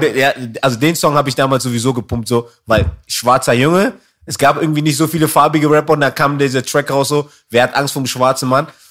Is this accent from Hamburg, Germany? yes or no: no; Berlin, Germany; ich bin eigentlich gebürtiger Zehlendorfer